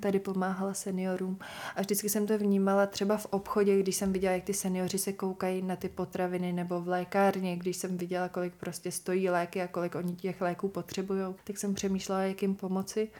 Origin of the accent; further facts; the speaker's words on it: Bohemia, Czechia; also born or lived in Los Angeles / New York / Milan; u nás v Čechách to tenkrát vůbec nebylo